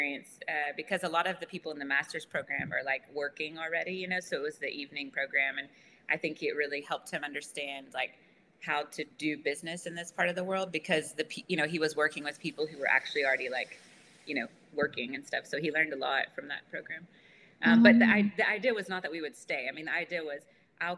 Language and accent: English; United States; moved away as an adult; now in Malaysia; as an American